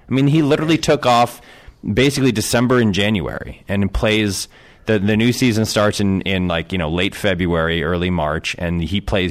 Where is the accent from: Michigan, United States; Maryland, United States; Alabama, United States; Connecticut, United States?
Connecticut, United States; moved away; I grew up in Connecticut